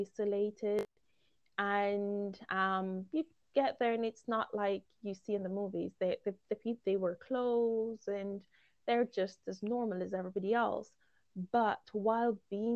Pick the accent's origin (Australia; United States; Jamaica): Jamaica; also born or lived in Guyana / Romania; now in United Kingdom; growing up in Jamaica